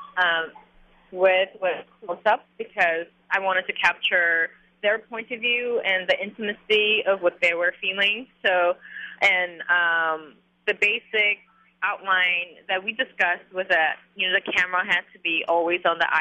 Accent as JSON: {"language": "English", "country": "South Korea", "tie": "born or raised there", "also_born_or_lived": "New York", "moved": "yes", "said": "these memories that I had of growing up in Korea when I was young"}